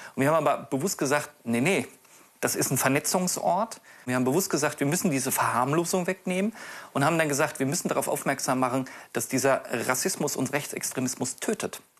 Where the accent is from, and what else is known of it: Themar, Thuringia, Germany; born or raised there